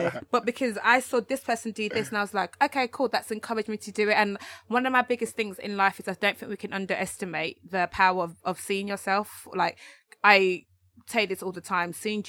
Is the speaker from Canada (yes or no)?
no; London, United Kingdom; because we're all from London, it's very London centric.